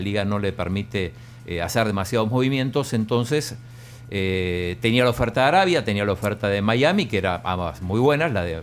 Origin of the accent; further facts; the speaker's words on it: Balcarce, Buenos Aires Province, Argentina; De Balcarce, provincia de Buenos Aires.